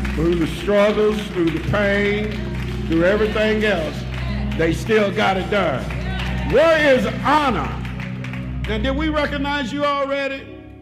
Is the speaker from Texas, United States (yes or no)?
yes; Texas, United States; now in Kentucky, United States; I'm from Texas